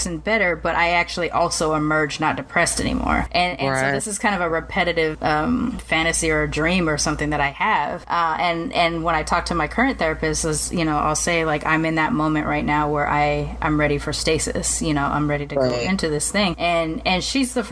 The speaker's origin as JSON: {"language": "English", "country": "United States", "said": "even though I'm from America and I've come from Western culture, I did grow up immersed in Japanese culture too"}